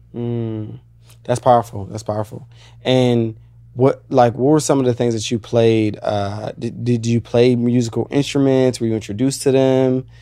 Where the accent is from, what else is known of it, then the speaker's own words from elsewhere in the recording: Woodbridge, Virginia, United States; moved away as an adult; now in Los Angeles, United States; I grew up in Virginia